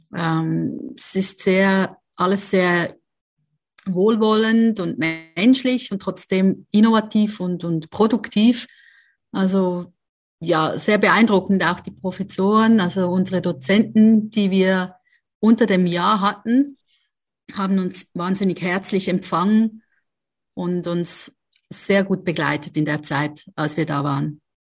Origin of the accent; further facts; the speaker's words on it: Switzerland; also born or lived in Zurich; Aber aufgewachsen bin ich in der Schweiz